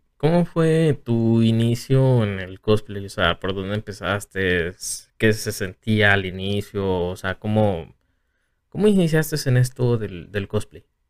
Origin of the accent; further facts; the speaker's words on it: Tepic, Nayarit, Mexico; yo también soy de Tepic